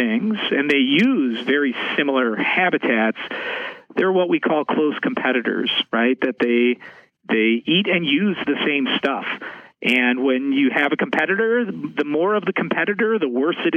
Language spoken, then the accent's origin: English; Madison, Wisconsin, United States; also born or lived in Seattle, Washington / Wyoming / Alaska; I'm originally from Seattle, Washington, but I actually grew up most of my life here in the great state of Wisconsin. I grew up in Madison